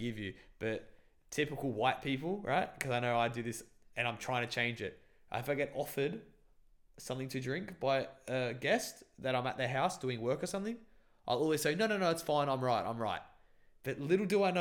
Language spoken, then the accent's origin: English; Australia; I'm Australian